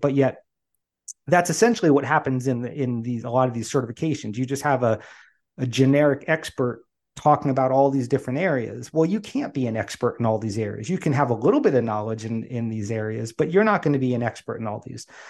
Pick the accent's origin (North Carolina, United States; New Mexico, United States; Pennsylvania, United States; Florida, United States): Pennsylvania, United States; the Poconos; I grew up in the Poconos